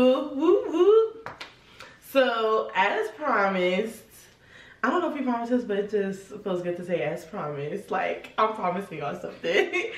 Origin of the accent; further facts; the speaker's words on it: New Jersey, United States; I'm from Jersey, Essex County. You know, I moved around a lot growing up, so I don't really claim one city. No cities could claim me. But, you know, Jersey.